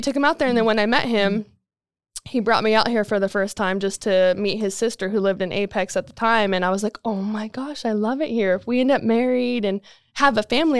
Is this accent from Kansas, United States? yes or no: no; California, United States; moved away as an adult; I'm originally from California and moved out here June of 2019